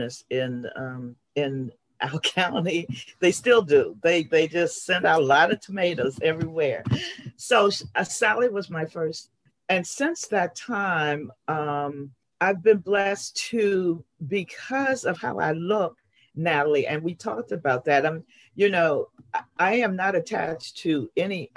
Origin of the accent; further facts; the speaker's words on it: Washington, District of Columbia, United States; I am from Washington, D.C., and I learned about Reiki in Washington, D.C.